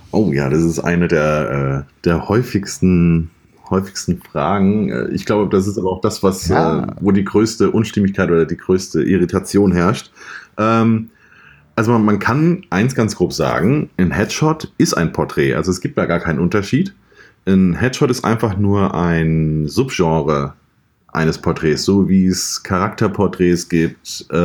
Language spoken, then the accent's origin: German; Mainz, Rhineland-Palatinate, Germany; Ich bin aus Mainz, arbeite, arbeite dort als äh, selbstständiger Fotograf in Vollzeit